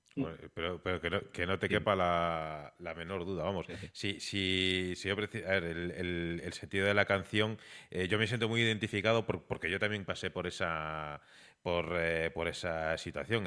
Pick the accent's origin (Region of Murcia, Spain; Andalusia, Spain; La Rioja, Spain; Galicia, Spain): Galicia, Spain; somos gallegos